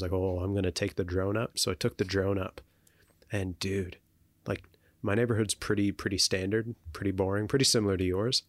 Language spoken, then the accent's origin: English; Canada; as Canadian citizens